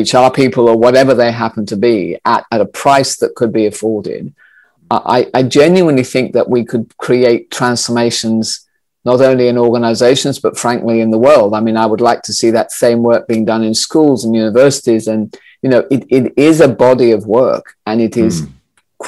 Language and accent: English; Australia; I grew up in Australia